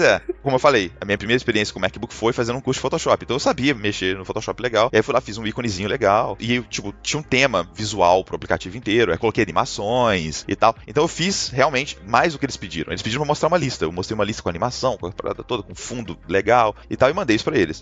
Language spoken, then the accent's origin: Portuguese; Juiz de Fora, Minas Gerais, Brazil; moved away as an adult; now in Canada; eu sou de Juiz de Fora, Minas Gerais